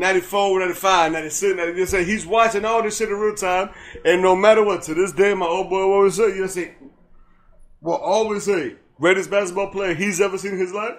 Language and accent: English; United States; I'm American, bro.